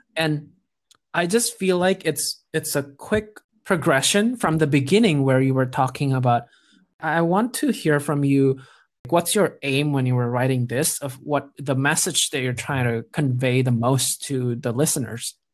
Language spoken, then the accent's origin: English; Jakarta, Indonesia; moved away as an adult; now in United States; I grew up in Jakarta in Indonesia